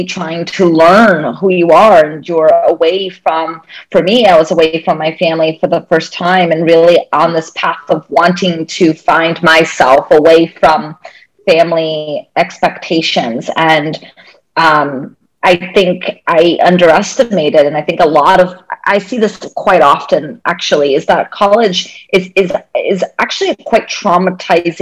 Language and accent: English; Maryland, United States; also born or lived in Brazil / Boston; I grew up in Maryland.